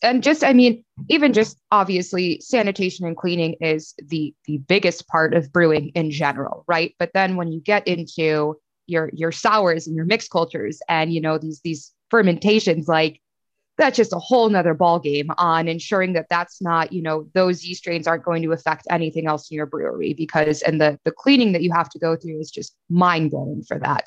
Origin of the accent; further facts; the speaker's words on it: Chicago, Illinois, United States; now in Pittsburgh, United States; growing up in Chicago